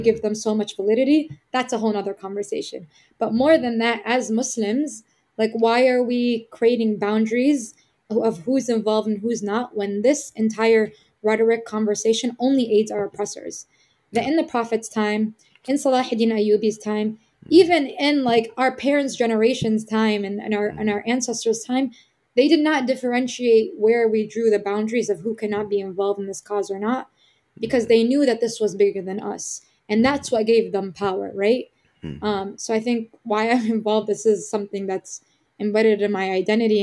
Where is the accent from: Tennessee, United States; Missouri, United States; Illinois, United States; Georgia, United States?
Illinois, United States; Chicago; I was born and raised in Chicago, specifically Little Palestine.